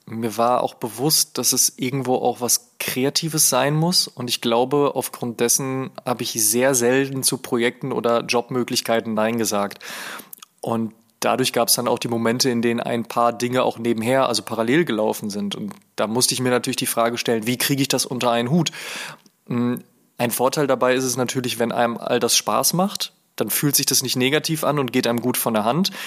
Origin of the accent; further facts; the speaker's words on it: Oelde, North Rhine-Westphalia, Germany; Ich komme aus einer Kleinstadt namens Oelde